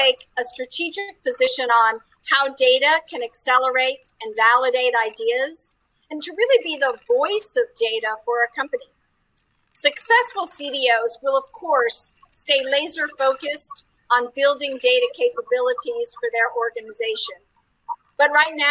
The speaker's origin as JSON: {"language": "English", "country": "United States", "moved": "yes", "lives_now": "Paris, France", "said": "I'm American, but I live with my family in Paris, France"}